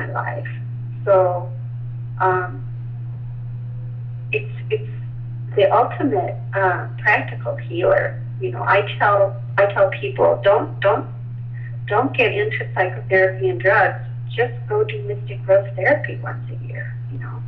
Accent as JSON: {"language": "English", "region": "Midwest", "country": "United States", "tie": "born or raised there", "said": "I grew up in the Midwest in a Baptist country"}